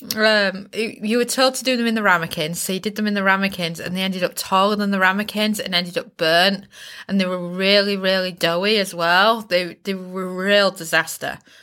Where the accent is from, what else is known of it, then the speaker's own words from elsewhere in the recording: Bridlington, Yorkshire and the Humber, United Kingdom; accent: Yorkshire; I was raised in the East Yorkshire seaside town of Bridlington